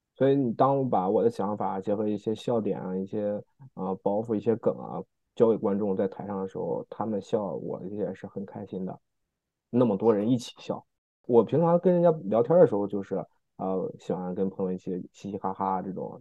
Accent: China; moved away; 小时候在国内上学的一些事情

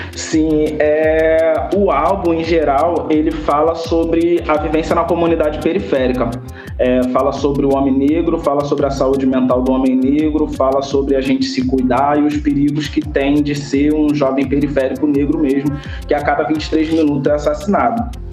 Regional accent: Rio de Janeiro, Brazil; moved away as an adult; now in Olinda, Brazil; sou do Rio de Janeiro, original, carioca.

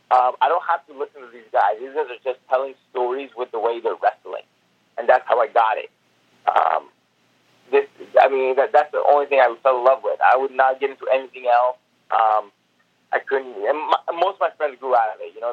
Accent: Seattle, Washington, United States; I just told him I'm from Seattle, and and my goal is to become a wrestler.

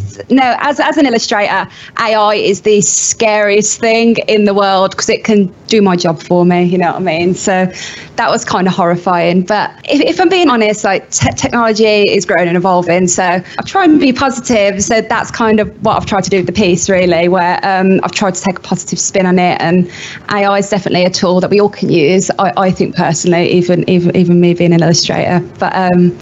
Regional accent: Birmingham, West Midlands, United Kingdom; I'm from Birmingham and based in Birmingham, so a proper Brummie.

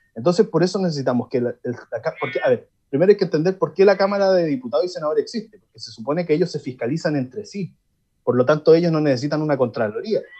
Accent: Villa Alemana, Valparaíso, Chile; yo soy de Villa Alemana

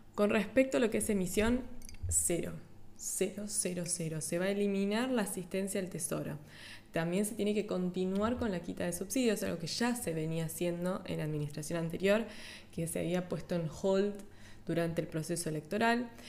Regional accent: Argentina; los argentinos, que somos

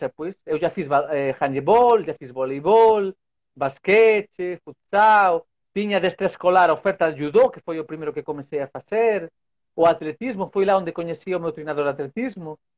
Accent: Vigo, Galicia, Spain; Portuguese is a second language; Vigo. Não sei se escutaram falar Vigo.

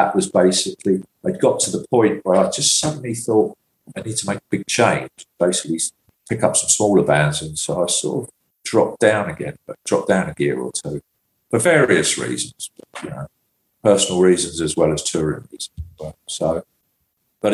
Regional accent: England, United Kingdom; as an English tour manager

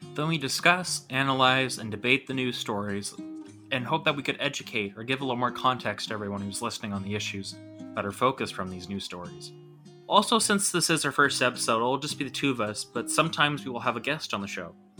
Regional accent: Toronto, Ontario, Canada; I'm from Toronto, Canada

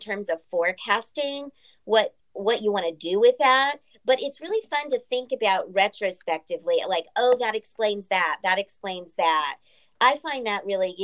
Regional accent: San Antonio, Texas, United States; I'm from San Antonio.

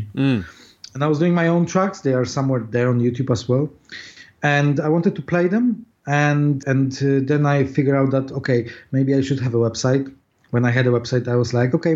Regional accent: Poland; accent: Polish; English is a second language; moved away as an adult; now in London, United Kingdom; I was born in Poland, as you can hear my accent probably.

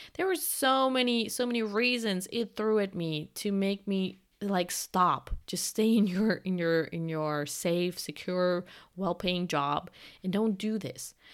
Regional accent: Germany; I'm from Germany

